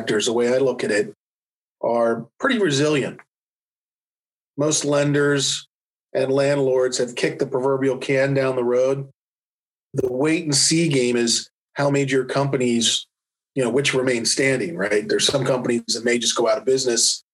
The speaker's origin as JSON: {"language": "English", "town": "Washington", "region": "District of Columbia", "country": "United States", "tie": "born or raised there", "moved": "yes", "lives_now": "Wilmington, United States", "said": "my background is I grew up in the Washington, D.C. area."}